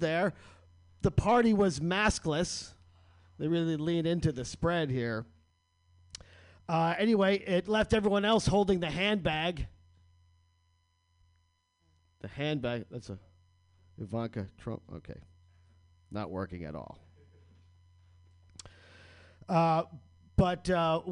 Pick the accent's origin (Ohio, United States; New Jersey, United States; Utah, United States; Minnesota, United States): New Jersey, United States; I'm from New Jersey